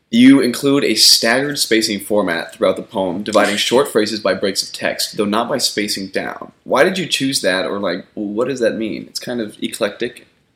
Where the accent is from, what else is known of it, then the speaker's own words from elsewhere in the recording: Seattle area, Washington, United States; moved away; I'm from, like, from Seattle area.